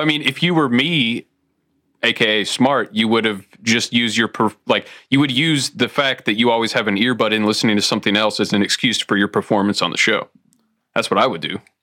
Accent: Toledo, Ohio, United States; moved away; I grew up in Toledo, uh, close to the Great Lakes

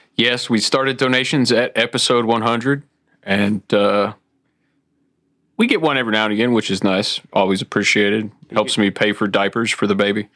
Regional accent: Toledo, Ohio, United States; moved away; I grew up in Toledo, uh, close to the Great Lakes

